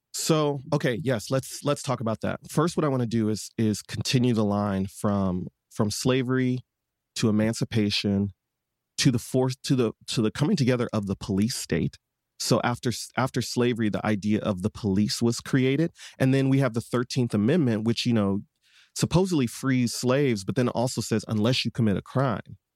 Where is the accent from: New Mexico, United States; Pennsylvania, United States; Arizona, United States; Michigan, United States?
Michigan, United States; Detroit; I was born and raised in Detroit, Michigan